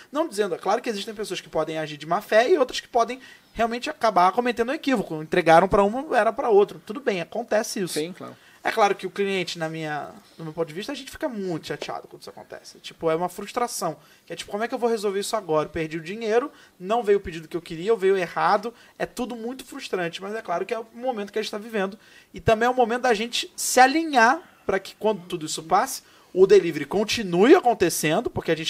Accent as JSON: {"language": "Portuguese", "region": "São Paulo", "country": "Brazil", "said": "Sou de São Paulo, ah. moro aqui em Vila Mariana."}